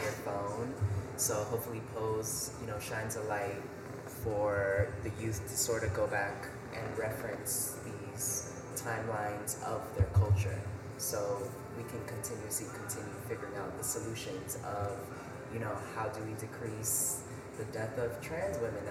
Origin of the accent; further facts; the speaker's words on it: New York City, New York, United States; I'm born and raised from Washington Heights